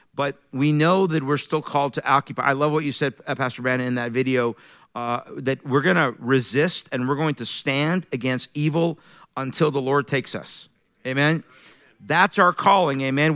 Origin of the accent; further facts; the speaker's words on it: Iran; moved away; I'm originally from Iran. I was born in Iran, raised in a Muslim family